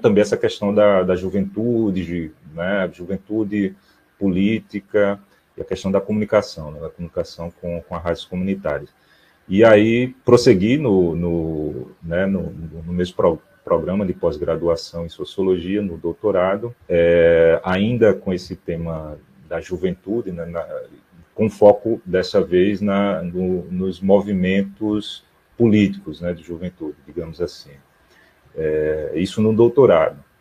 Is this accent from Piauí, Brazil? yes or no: no; João Pessoa, Paraíba, Brazil; eu falo daqui de João Pessoa, na Paraíba